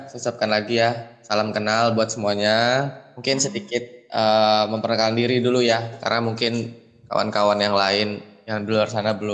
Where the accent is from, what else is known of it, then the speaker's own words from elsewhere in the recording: Lampung, Indonesia; now in Bekasi, Indonesia; saya merantau di Bekasi karena saya memang asli Lampung. Jadi lahir dan dibesarkan di Lampung, SD, SMP, SMA. SD, SMP, SMA itu saya di Lampung